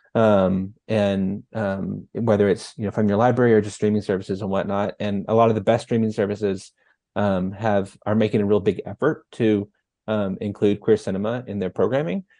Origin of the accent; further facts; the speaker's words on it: North Texas, United States; moved away; I'm from North Texas originally, and little town of like seven hundred people